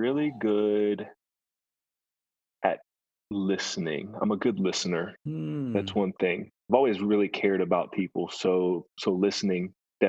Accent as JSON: {"language": "English", "region": "Kentucky", "country": "United States", "tie": "born there", "lives_now": "Lexington, United States", "said": "So I moved around a lot as a kid. I was born in Western Kentucky, but we moved around often. I am living currently in Lexington, Kentucky."}